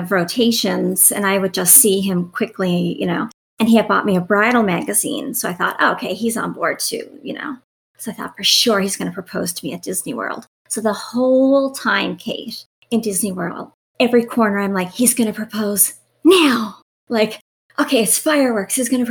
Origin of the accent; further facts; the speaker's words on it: Newfoundland and Labrador, Canada; I'm Canadian, I'm from Newfoundland. Typically, people from Newfoundland stay in Newfoundland, like we don't leave